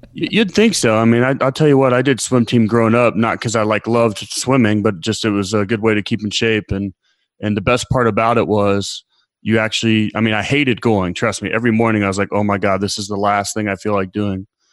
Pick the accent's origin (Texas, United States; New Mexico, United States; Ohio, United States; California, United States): Ohio, United States; Columbus; moved away; I was born in Columbus, Ohio